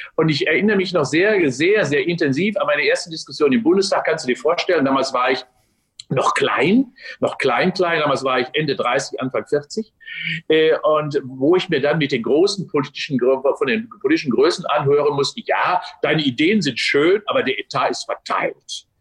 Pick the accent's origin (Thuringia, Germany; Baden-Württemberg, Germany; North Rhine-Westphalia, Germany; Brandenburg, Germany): North Rhine-Westphalia, Germany; Unna; moved away as an adult; now in Cologne, Germany; 18. März 57 geboren in Unna, bin also Westfale. Ähm, bin dort ja. aufgewachsen